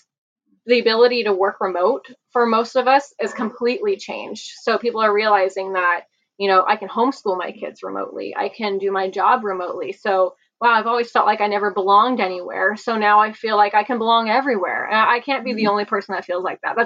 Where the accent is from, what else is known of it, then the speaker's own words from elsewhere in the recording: California, United States; I grew up here in California